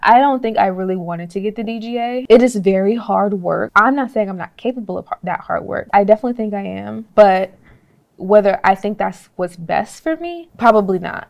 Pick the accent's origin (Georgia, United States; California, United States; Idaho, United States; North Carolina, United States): Georgia, United States; I'm from Georgia, never been out in no cold